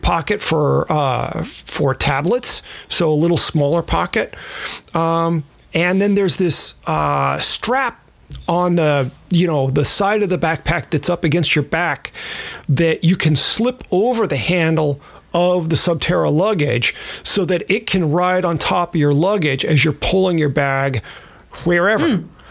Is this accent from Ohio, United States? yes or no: no; California, United States; I was from California